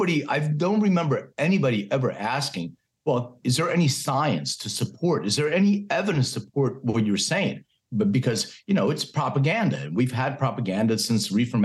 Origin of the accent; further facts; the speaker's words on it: Philadelphia, Pennsylvania, United States; I was raised in Philadelphia